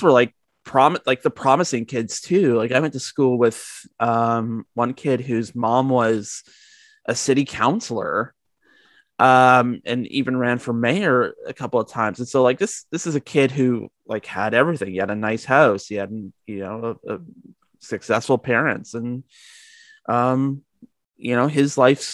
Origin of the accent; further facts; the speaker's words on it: Georgetown, Ontario, Canada; I grew up in Georgetown, which I guess in the grand scheme of things, it's a small town